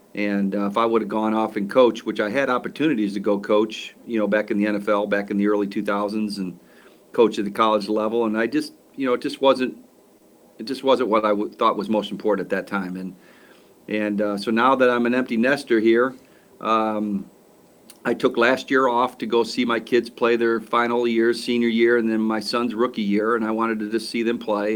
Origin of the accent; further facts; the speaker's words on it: Aurora, Illinois, United States; I was born in Aurora. My wife was born in Aurora. We're Aurorans